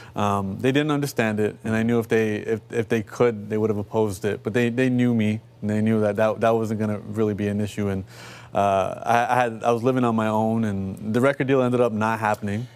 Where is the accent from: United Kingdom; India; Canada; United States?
Canada; Toronto, Ontario; I come from Rexdale, uh, you know, which is one of our urban neighborhoods